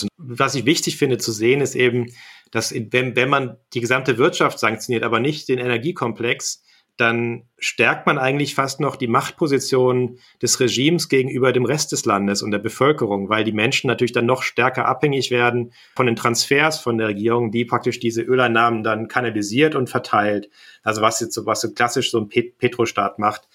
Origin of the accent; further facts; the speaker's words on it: Kassel, Hesse, Germany; now in Berlin, Germany; in meine Heimat Kassel